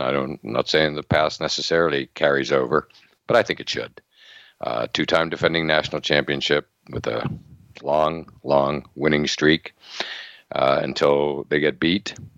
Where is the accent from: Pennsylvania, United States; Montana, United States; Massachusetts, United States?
Pennsylvania, United States; near Penn State; I grew up near Penn State, so lifelong fan